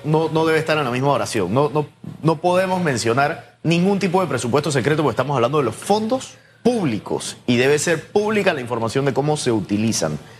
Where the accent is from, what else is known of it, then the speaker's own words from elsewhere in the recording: Panama; nosotros como ciudadanos panameños